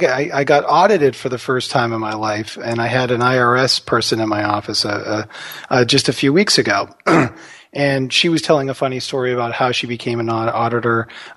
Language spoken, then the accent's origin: English; Texas, United States; we'd always want to hear about stories about our grandparents and growing up in Texas with both my parents.